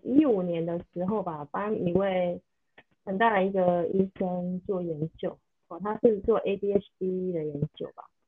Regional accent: southern Taiwan, Taiwan; 因为我是南部人，我还特别去台北

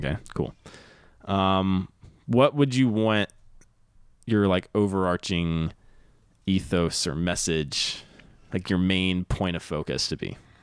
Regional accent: the South, United States; now in Los Angeles, United States; I'm from the South

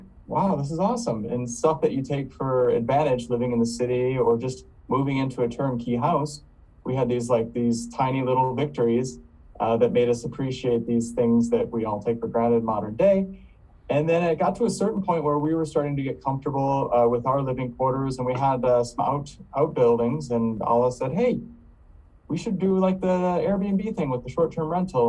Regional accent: East Coast, United States; I'm from the East Coast, I really think people would connect with nature.

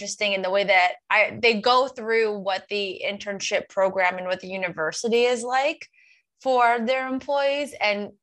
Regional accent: Long Island, New York, United States; I am from Long Island and have like that New York hustle

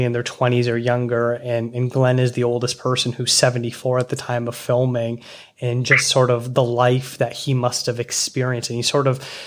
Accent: Toronto, Ontario, Canada; I'm from Toronto

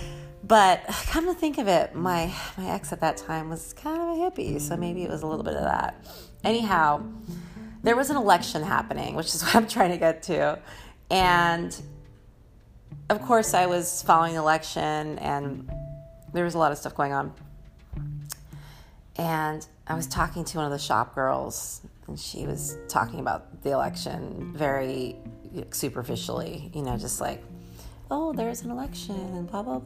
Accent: San Francisco, California, United States; also born or lived in Los Angeles, California; I used to have an ego being a San Franciscan

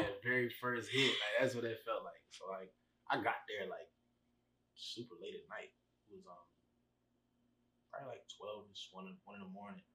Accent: Chicago, Illinois, United States; I'm from Chicago

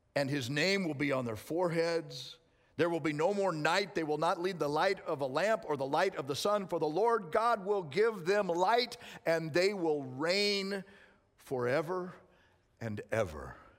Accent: Arizona, United States; moved away; I was raised in Arizona

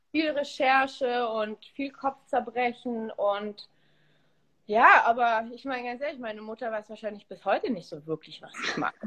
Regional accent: Munich, Bavaria, Germany; moved away as an adult; also born or lived in Olsztyn, Poland / Tegernsee / Berlin; now in Los Angeles, United States; dann bin ich in Bayern aufgewachsen, zur Schule gegangen

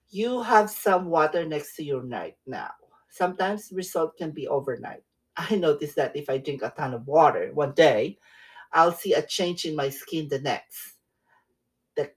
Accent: Philippines; now in California, United States; When I was growing up in the Philippines

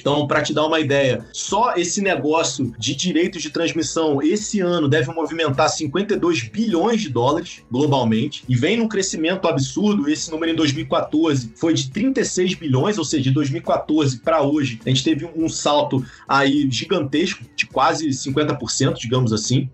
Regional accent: Rio de Janeiro, Brazil; eu sou carioca

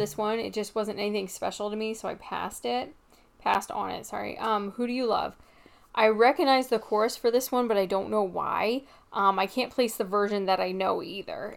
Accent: Midwest, United States; I am from the Midwest in the United States

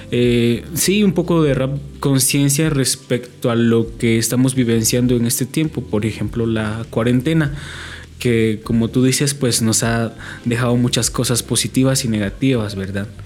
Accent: Comitancillo, San Marcos, Guatemala; soy de acá de Comitancio San Marcos.

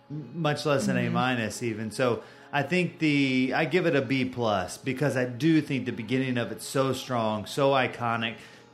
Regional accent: Bridgeport, Connecticut, United States; Born and raised in Bridgeport.

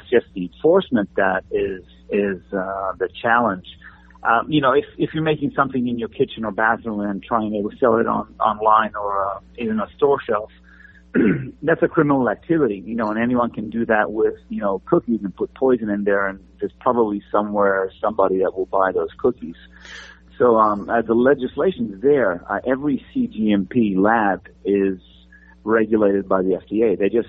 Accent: Italy; moved away; You know, I came over from Italy, wanting to be Mr. Olympia like every other Italian or European bodybuilder in the 80s.

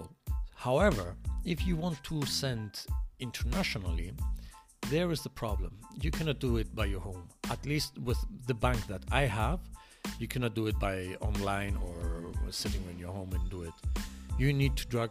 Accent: Greece; English is a second language; moved away as an adult; now in Montreal, Canada; I'm from Greece

